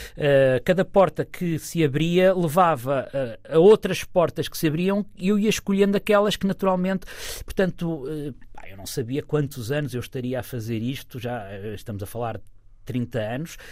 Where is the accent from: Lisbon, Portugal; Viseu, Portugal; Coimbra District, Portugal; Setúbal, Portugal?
Coimbra District, Portugal; Figueira da Foz; eu cresci na Figueira